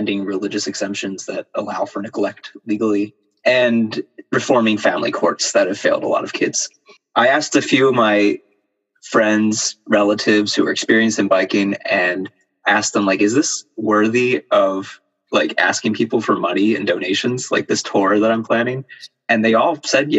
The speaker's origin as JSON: {"language": "English", "region": "Pennsylvania", "country": "United States", "tie": "born or raised there", "said": "I'm from Pennsylvania and I've been here for over 20 years"}